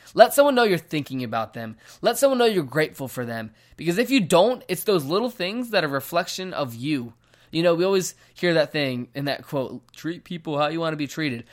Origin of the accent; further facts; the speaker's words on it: Virginia, United States; moved away as an adult; now in Phoenix, United States; I am from Virginia. I moved here to Phoenix, Arizona about ten months ago